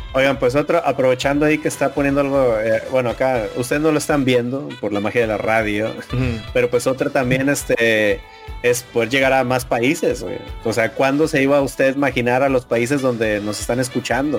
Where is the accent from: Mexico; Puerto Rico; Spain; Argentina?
Mexico; lo hablo como mexicano